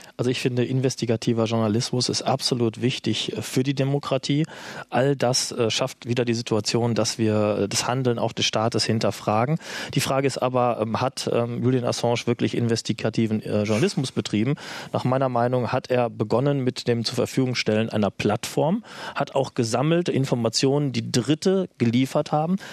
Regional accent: Germany; als Deutscher

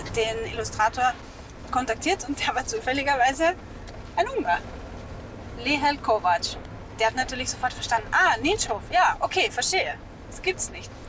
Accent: Mittelburgenland, Austria; moved away as an adult; also born or lived in Vienna; Also ich bin geboren in Wien und als ich so vier, fünf war, haben meine Eltern dann nach einem Haus am Land gesucht und sind dann fündig geworden in einer kleinen Gemeinde im Mittelburgenland. Und da bin ich aufgewachsen

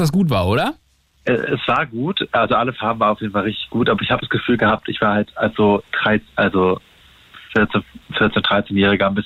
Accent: Berlin, Germany; ich bin in Berlin aufgewachsen

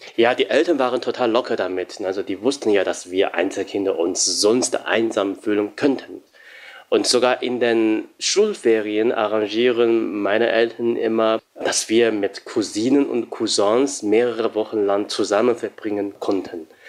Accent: Shanghai, China; now in Germany; ich bin 9000 Kilometer entfernt von meiner Heimat Shanghai

